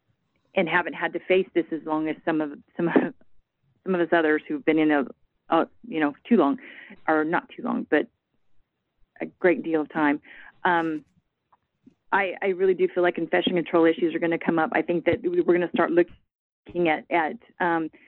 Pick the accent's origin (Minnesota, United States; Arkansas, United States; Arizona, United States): Arizona, United States; now in Texas, United States; I'm from Arizona, so the acuity staffing that I saw there was very different than what we have here in Texas.